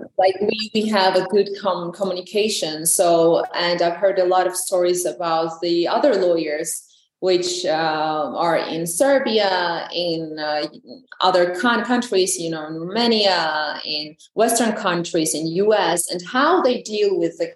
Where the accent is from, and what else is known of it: Georgia; English is a second language